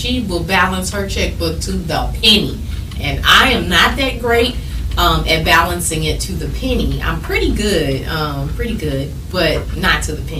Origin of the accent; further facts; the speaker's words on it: St. Louis, Missouri, United States; I'm from St. Louis